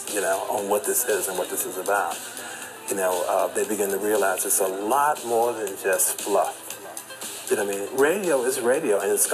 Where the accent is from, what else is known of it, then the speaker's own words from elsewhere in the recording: Chicago, Illinois, United States; growing up in Chicago and playing at the warehouse